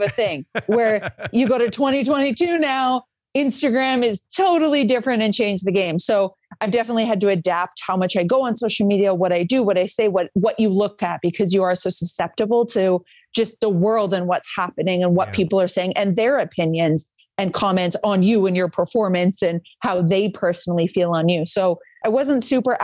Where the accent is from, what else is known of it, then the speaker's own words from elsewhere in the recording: Calgary, Alberta, Canada; moved away as an adult; now in United States; Where I grew up in Calgary, we had the Cool Runnings track from the 88 Olympics